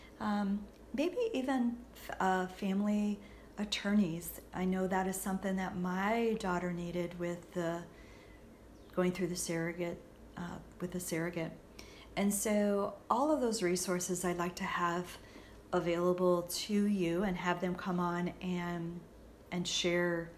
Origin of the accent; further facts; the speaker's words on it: St. Louis, Missouri, United States; I'm from the St. Louis area